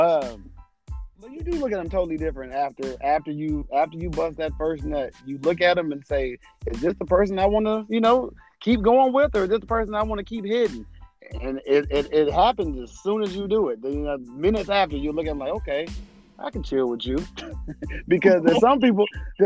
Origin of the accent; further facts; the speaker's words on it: Detroit, Michigan, United States; moved away as an adult; also born or lived in Nashville, Tennessee; I haven't been in Detroit, you know, living in Detroit. I graduated from school in 98 and I went to Tennessee State. Then I moved back to Detroit from Nashville